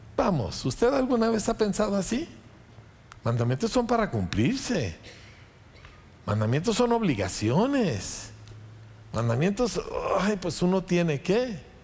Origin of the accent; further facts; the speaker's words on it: Mexico; moved away; Yo no vivo en México porque así me tocó. Dios me llamó a mi pueblo, Dios me llamó a volver para predicar el Evangelio